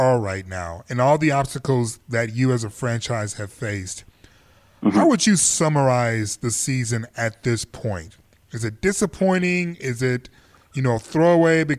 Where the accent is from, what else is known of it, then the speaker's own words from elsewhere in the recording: Canada; as a Canadian